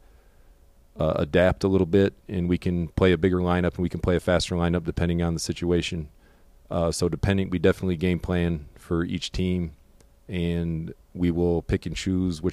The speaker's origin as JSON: {"language": "English", "town": "Harbor Beach", "region": "Michigan", "country": "United States", "tie": "born or raised there", "moved": "as an adult", "lives_now": "Fort Mill, United States", "said": "Originally, I'm from Harbor Beach, Michigan. Went to high school"}